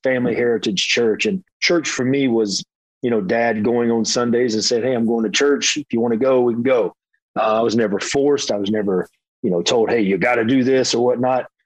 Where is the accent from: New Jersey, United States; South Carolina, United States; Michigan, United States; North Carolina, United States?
North Carolina, United States; Hickory; moved away as an adult; also born or lived in Florida; I am from Hickory, North Carolina, a small town